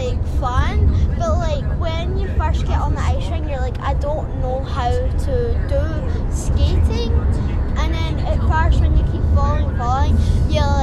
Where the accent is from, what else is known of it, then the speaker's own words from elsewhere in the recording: Airdrie, Scotland, United Kingdom; I'm from Airdrie and all the way in Scotland.